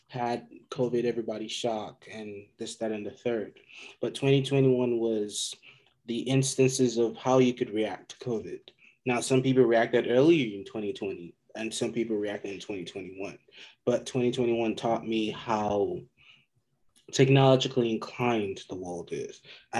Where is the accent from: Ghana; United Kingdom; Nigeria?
Nigeria; moved away; also born or lived in Georgia, United States; I am Nigerian.